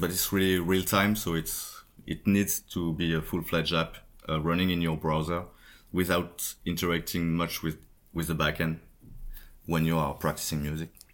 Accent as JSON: {"language": "English", "town": "Paris", "region": "Île-de-France", "country": "France", "said": "from Paris, France"}